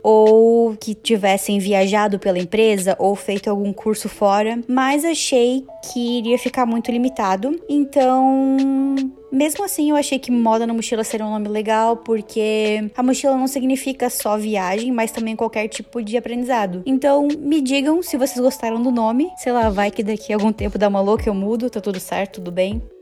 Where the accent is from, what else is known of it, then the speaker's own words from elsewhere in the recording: Joinville, Santa Catarina, Brazil; moved away as an adult; now in Canada; eu sou de Joinville, Santa Catarina, e eu moro no Canadá há pouco mais de três anos.